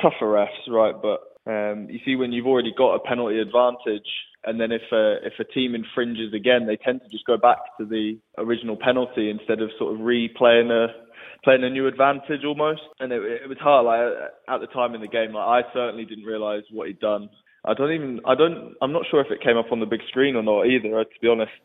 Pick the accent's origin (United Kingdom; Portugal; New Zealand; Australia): United Kingdom; England; I grew up in, grew up in England